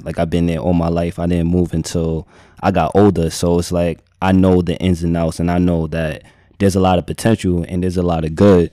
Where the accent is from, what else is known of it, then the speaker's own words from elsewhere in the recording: United States; I'm just American